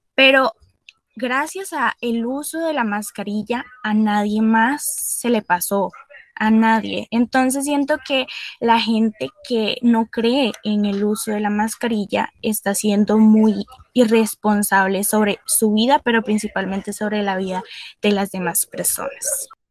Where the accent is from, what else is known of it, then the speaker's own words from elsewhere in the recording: Costa Rica; nosotros como costarricenses